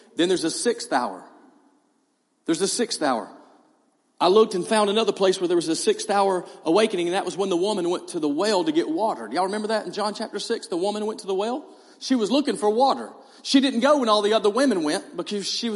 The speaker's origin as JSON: {"language": "English", "area": "East Hall High School", "region": "Georgia", "country": "United States", "tie": "born or raised there", "said": "I'm from East Hall High School."}